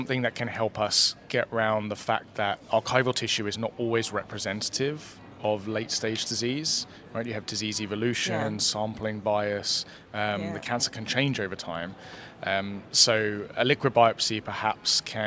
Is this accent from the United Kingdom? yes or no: yes; London, United Kingdom; accent: British; moved away as an adult; also born or lived in Oxford / New Zealand; now in Vancouver, Canada; I was born in London